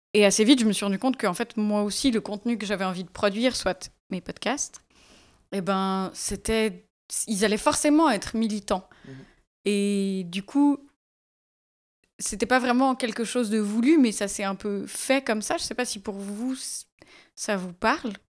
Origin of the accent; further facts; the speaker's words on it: Valais, Switzerland; quand j'ai grandi en Valais